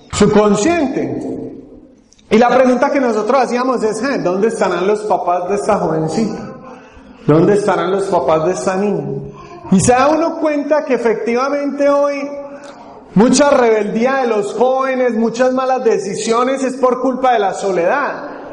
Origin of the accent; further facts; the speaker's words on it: Medellín, Antioquia, Colombia; accent: Paisa; el sector de Colombia al que pertenecemos, mi esposa y yo ya, ahorita también se va a presentar, es Medellín y allí nos dicen paisas